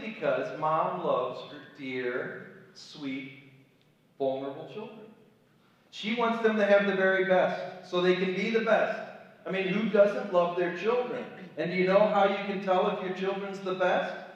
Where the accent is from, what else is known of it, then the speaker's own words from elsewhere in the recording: Cleveland, Ohio, United States; moved away as an adult; also born or lived in Chicago, Illinois; now in Kent City, United States; I was raised in Cleveland, Ohio, kind of an upscale suburb